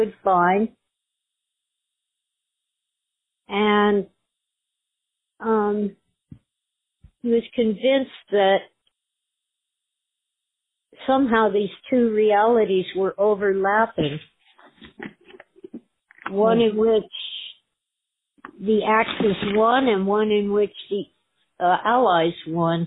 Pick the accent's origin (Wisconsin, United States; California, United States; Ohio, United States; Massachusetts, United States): California, United States; Los Angeles County; I was born in Los Angeles County